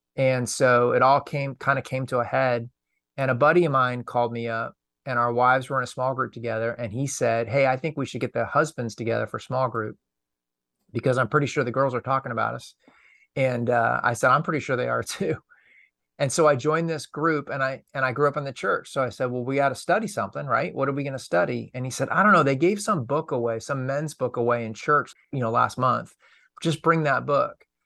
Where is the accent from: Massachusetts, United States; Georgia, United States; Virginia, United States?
Massachusetts, United States; Lexington; I grew up outside of Boston